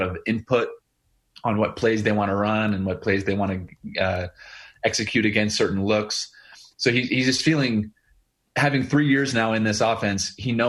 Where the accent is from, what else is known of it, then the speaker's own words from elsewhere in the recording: Boise, Idaho, United States; moved away; my hometown team that I grew up a fan